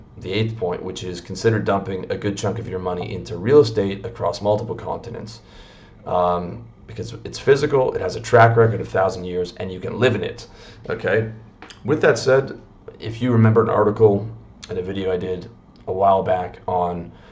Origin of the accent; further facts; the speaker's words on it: Canada; moved away as an adult; also born or lived in Toronto; I'm from Canada